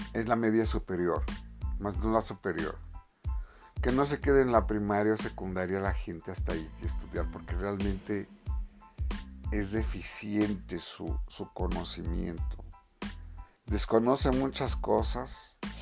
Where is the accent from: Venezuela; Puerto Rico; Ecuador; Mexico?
Mexico; yo como mexicano y nosotros como mexicanos